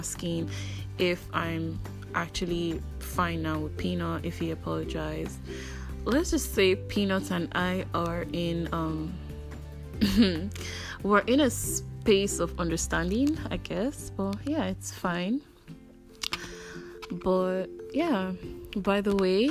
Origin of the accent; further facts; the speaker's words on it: Enugu State, Nigeria; I'm Igbo from Enugu State